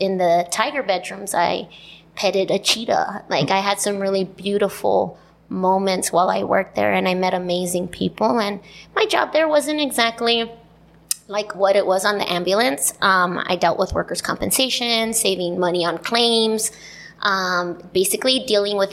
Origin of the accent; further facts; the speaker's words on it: Calipatria, California, United States; also born or lived in Niland; pretty much born and raised in Calipat and Nyland